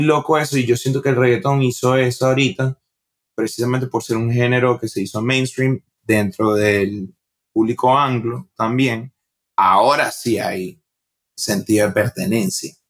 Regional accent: Venezuela; moved away as an adult; also born or lived in Bogotá, Colombia / Utah, United States; now in Brooklyn, United States; creciendo en Venezuela

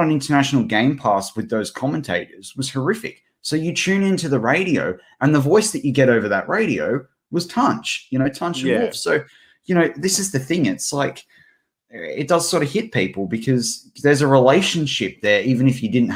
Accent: Australia; we're two Aussie mates, we're two Aussie larrikins

